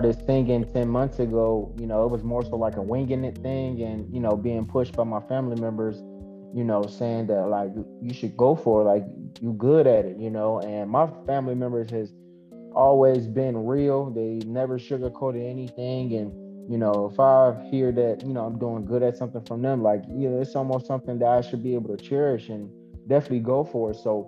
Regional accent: Zion, Illinois, United States; now in Kenosha, United States; I'm from Zion, Illinois, but I'm in Kenosha, Wisconsin now

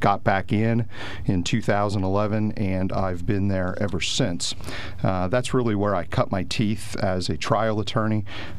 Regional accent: Lewisburg, Pennsylvania, United States; also born or lived in Kelly Township; I was born and raised in the Lewisburg area. I'm the son of a retired police chief

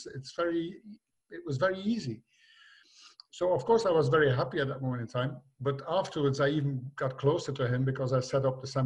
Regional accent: Belgium; also born or lived in Limburg; I was from Belgium

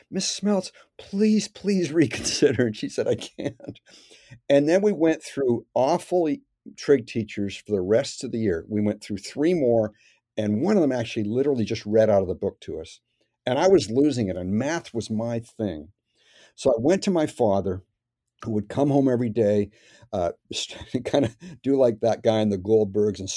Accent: Canada; Well, it was, um, I mean, pretty good.

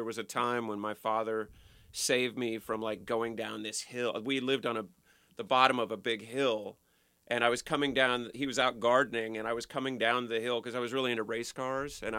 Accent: Palm Beach, Florida, United States; we moved from Florida to Palm Beach, and then I grew up in Palm Beach, like pretty close to the beach

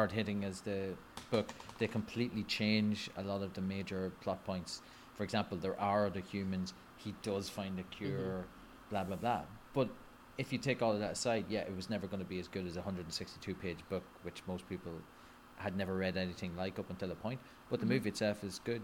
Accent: Ireland; I'm Irish and I've been raised on Scotch and Irish whiskey

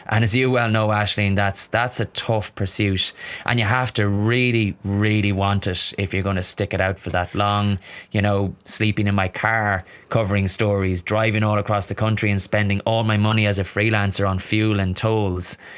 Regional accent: Barna, Connacht, Ireland; moved away as an adult; now in Dublin, Ireland; my hometown of Barna, which is, um, just outside Galway City.

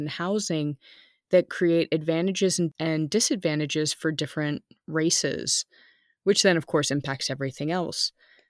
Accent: United States; I grew up in the United States

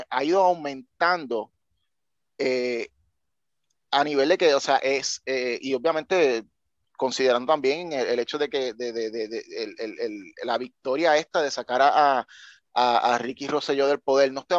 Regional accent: Puerto Rico; moved away; yo cuando me fui de Puerto Rico, eh, una de las muchas razones era porque yo no le veía un potencial a, Puerto Rico a, mejorar.

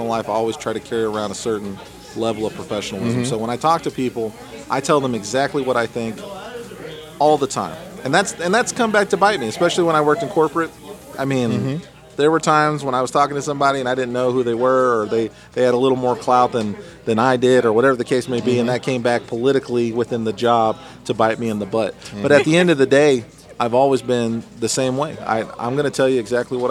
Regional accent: Texas, United States; I'm from Texas, so that's just how we talk

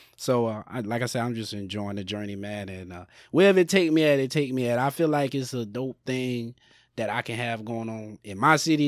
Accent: Sumter, South Carolina, United States; moved away; back home in Sumter, South Carolina

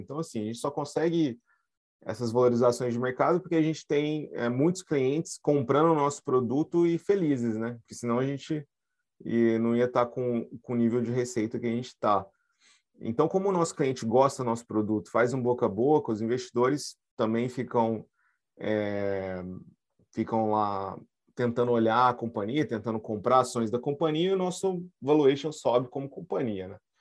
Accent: Brazil; a gente, como brasileiro

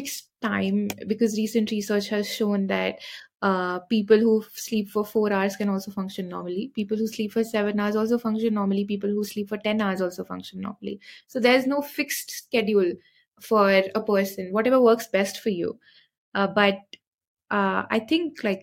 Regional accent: Shimla, Himachal Pradesh, India; moved away as an adult; now in Mohali, India; I am from Shimla, so we sleep a lot because the weather is very cold

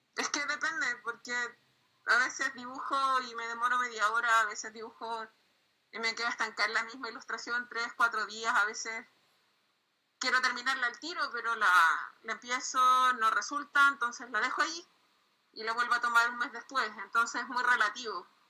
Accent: Chile; soy de Chile

